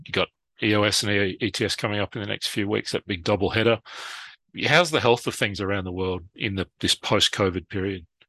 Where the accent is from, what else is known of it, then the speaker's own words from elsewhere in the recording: Brisbane, Queensland, Australia; my hometown in Brisbane, Australia